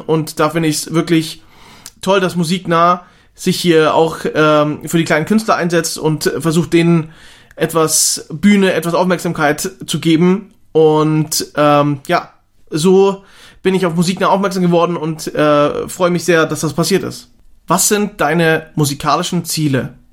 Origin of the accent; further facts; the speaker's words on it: Austria; aufgewachsen in Österreich im schönen Kernwaldetal mitten in den Bergen